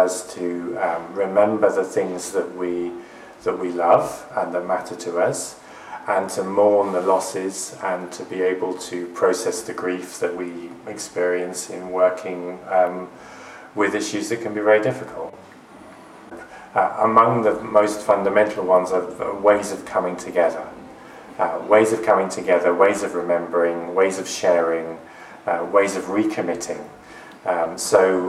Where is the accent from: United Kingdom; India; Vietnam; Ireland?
United Kingdom; Oxford, South East England; I'm from Oxford